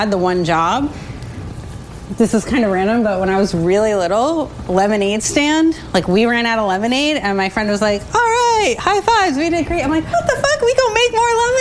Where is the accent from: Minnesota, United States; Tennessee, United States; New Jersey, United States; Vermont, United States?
New Jersey, United States; I'm from New Jersey as well